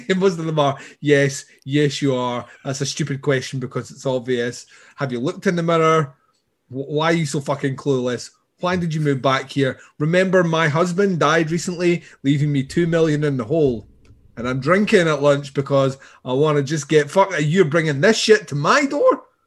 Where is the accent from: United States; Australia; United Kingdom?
United Kingdom; Scotland; I'm Scottish